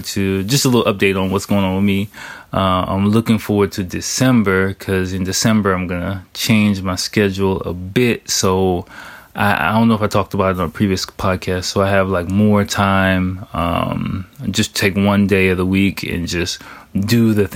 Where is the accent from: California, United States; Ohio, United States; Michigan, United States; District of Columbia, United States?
District of Columbia, United States; Washington; moved away as an adult; now in Japan; I took my family to my hometown of Washington, D.C. to visit my family